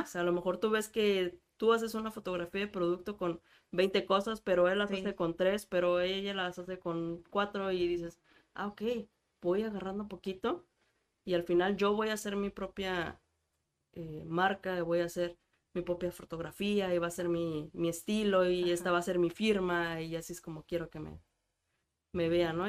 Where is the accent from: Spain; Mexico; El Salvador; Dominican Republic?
Mexico; en México somos